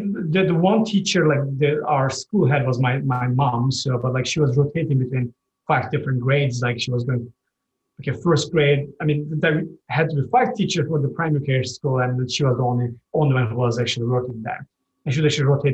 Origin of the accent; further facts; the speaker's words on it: Turkey; now in United States; I'm from Turkey